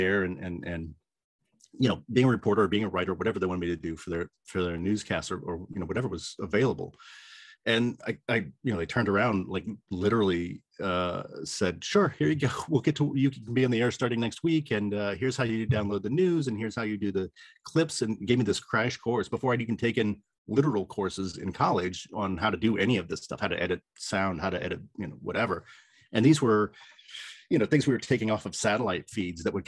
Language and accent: English; Lima, Ohio, United States; also born or lived in Toledo; I ended up working radio in my hometown in Lima